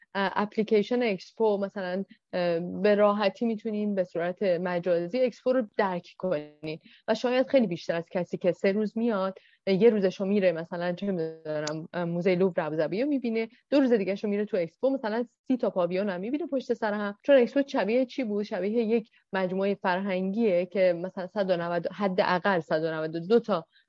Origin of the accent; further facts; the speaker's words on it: Iran; ما به عنوان یک ایرانی